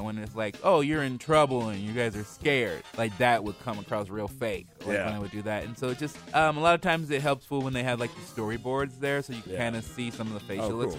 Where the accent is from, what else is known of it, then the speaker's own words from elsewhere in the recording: Portland, United States; I'm from Portland